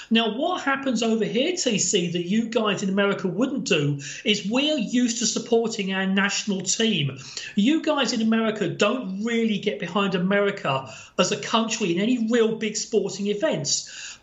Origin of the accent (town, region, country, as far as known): England, United Kingdom